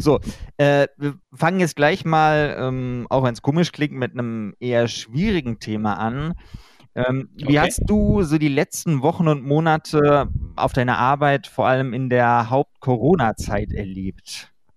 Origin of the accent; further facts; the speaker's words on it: Germany; bei uns in Deutschland